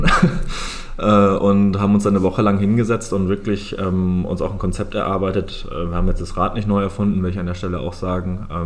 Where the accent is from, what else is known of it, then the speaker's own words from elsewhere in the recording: Lake Constance area, Germany; Also ich bin am Bodensee im schönen Süden aufgewachsen, ähm, bin dann ähm, nach meinem Fachabi ähm, nach Hamburg gezogen